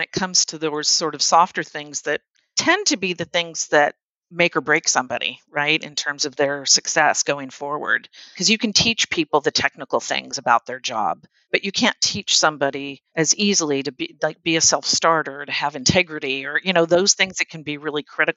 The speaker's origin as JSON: {"language": "English", "country": "United States", "said": "being an American and American culture"}